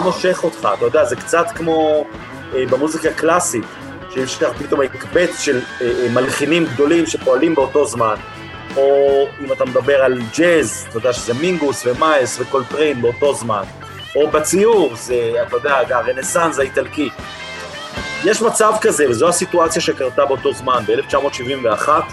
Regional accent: Holon, Tel Aviv District, Israel; כילד שגדל בפרברים, בחולון

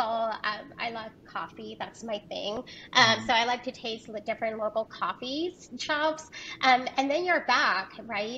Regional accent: Puerto Rico; moved away as an adult; also born or lived in Rio Grande Valley, Texas; now in Houston, United States; I am originally from Puerto Rico and have been in the state of Texas

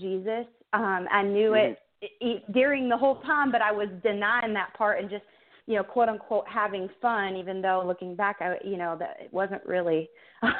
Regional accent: Michigan, United States; moved away; I'm from Michigan, actually, originally, and was born and raised there, went to college there

